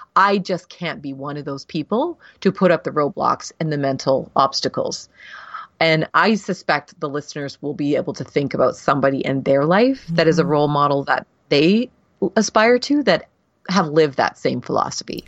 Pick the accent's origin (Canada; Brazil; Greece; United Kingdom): Canada; I'm Canadian